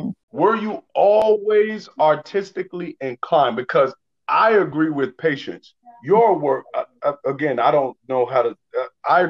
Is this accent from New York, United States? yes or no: yes; New York, United States; moved away; also born or lived in Midwest; Being a New Yorker